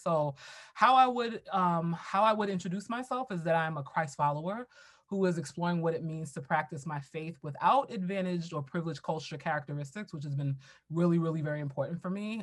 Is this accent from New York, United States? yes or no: yes; New York City, New York, United States; I grew up in Brooklyn, New York